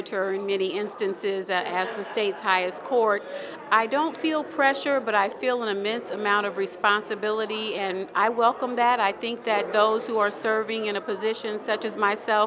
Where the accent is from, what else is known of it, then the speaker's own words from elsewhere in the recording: Decatur, Illinois, United States; I'm born and raised in Decatur, Illinois